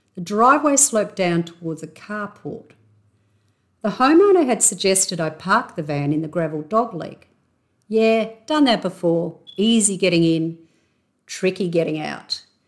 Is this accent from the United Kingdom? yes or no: no; Australia; accent: Aussie; my intrinsically Aussie accent.